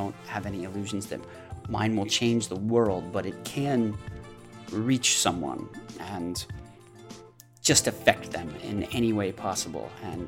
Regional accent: United States; now in Brussels, Belgium; I'm an American, but I live in Brussels, Belgium

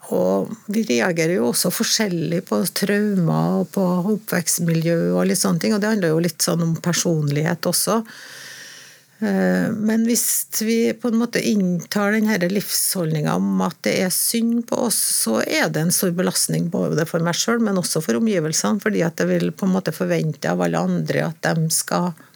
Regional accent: Trondheim, Trøndelag, Norway; jeg er født i Trondheim, da. Ekte trondhjemmer.

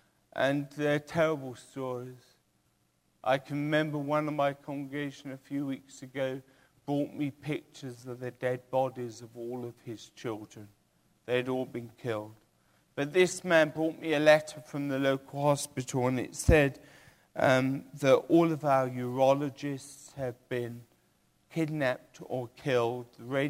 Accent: England, United Kingdom; born there; Well, I was born in England.

